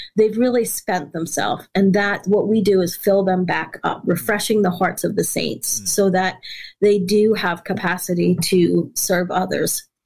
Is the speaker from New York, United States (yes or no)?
yes; New York, United States; also born or lived in West Africa; I'm from New York